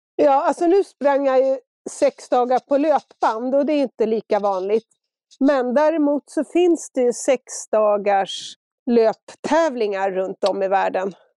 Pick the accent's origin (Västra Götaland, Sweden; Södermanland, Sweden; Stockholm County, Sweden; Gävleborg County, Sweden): Stockholm County, Sweden; Stockholm; moved away as an adult; now in Engelsfors, Sweden; efter att ha bott i Stock Stockholm precis hela mitt liv